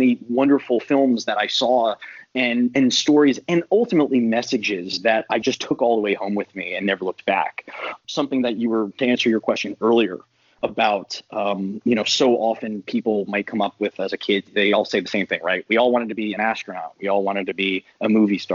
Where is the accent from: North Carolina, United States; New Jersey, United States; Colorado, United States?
North Carolina, United States; I'm from North Carolina